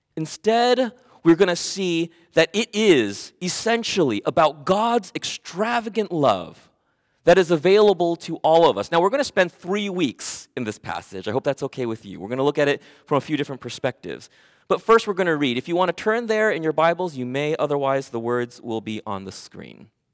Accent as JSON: {"language": "English", "town": "Oxnard", "region": "California", "country": "United States", "tie": "born or raised there", "also_born_or_lived": "Camarillo, California", "said": "I was born in Oxnard, California. I was raised there"}